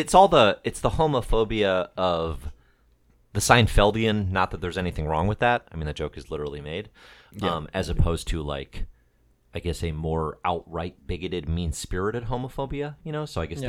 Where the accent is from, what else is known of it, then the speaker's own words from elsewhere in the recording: Chicago, Illinois, United States; accent: Chicago; All right, make fun of my Chicago accent.